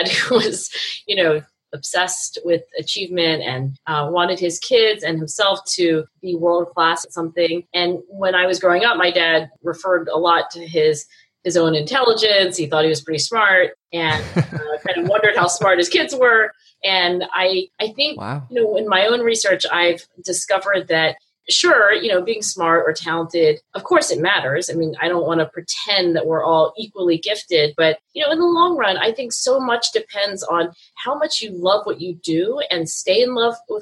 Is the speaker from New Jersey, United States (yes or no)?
yes; New Jersey, United States; being an Asian female growing up in South Jersey suburbs